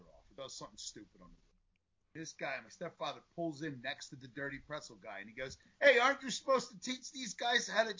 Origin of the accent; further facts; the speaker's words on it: Philadelphia, Pennsylvania, United States; growing up in Northeast Philadelphia, underneath of Route 63, which is known as Woodhaven Road